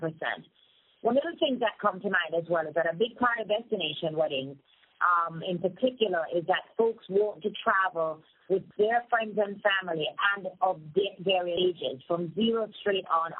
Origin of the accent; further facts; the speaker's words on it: Montego Bay, Saint James, Jamaica; moved away as an adult; originally from Montego Bay, Jamaica, which is really what we refer to as the original tourism mecca